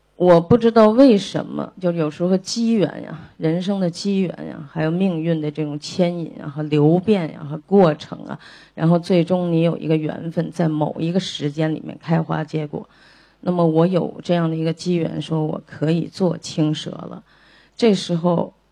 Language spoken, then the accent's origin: Chinese; China; 我们中国人就很丰富。我们也很含蓄